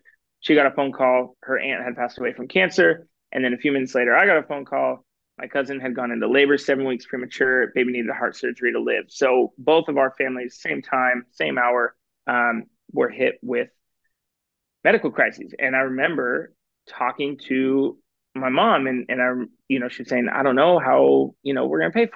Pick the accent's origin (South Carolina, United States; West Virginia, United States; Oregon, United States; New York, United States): Oregon, United States; Portland; I grew up in Portland, Oregon